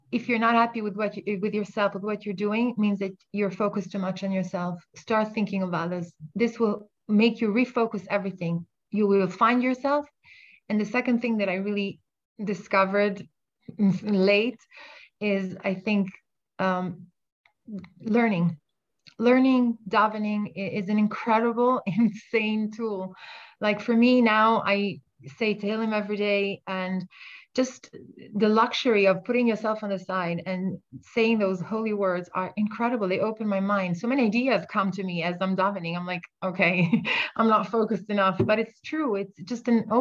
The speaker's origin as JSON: {"language": "English", "country": "Italy", "moved": "yes", "lives_now": "Israel", "said": "I'm from Italy"}